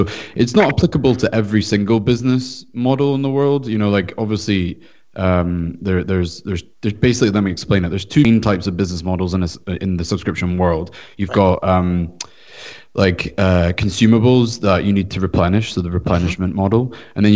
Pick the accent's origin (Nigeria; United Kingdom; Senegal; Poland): United Kingdom; Scotland; now in California, United States; I'm from Scotland, so I actually currently reside in California